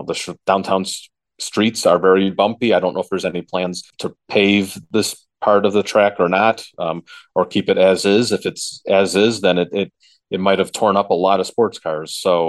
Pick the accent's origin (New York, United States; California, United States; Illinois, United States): Illinois, United States; Chicago; being a Chicago born and raised in the Chicagoland area.